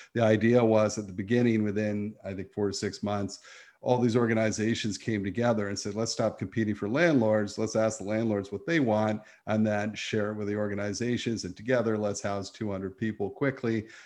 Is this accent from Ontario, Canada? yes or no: yes; St. Catharines, Ontario, Canada; my hometown is St. Catharines, Ontario. That's where I was born and raised.